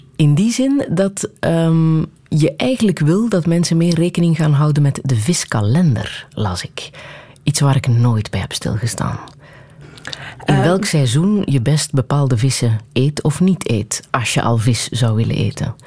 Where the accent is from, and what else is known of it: Belgium